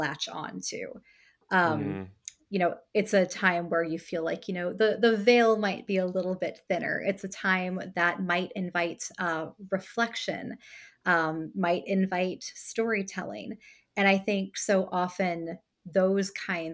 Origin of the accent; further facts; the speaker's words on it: United States; as an American experiencing Christmas the way that we do here